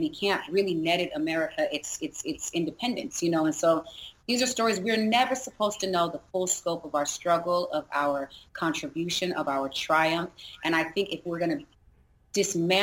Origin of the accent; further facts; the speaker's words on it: San Diego, California, United States; also born or lived in Seattle; I was born in Seattle, but I actually grew up in Southeast San Diego because my father was